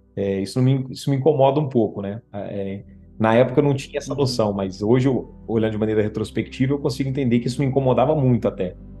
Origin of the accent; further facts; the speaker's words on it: Guaxupé, Minas Gerais, Brazil; also born or lived in Ponte Nova / Viçosa / Machado; eu sou de Minas, natural de Minas Gerais